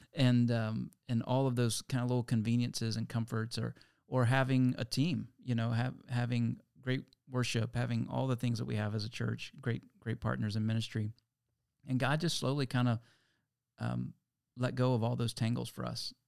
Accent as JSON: {"language": "English", "town": "Lynchburg", "region": "Virginia", "country": "United States", "tie": "born or raised there", "moved": "yes", "said": "I'm from Lynchburg, Virginia originally, and, uh, that's where I met Tim when we were back in middle school and high school"}